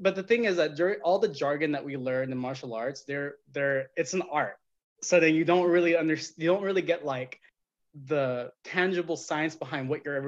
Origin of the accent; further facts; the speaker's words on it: Madera, California, United States; I'm actually from this small town in the sticks called Madera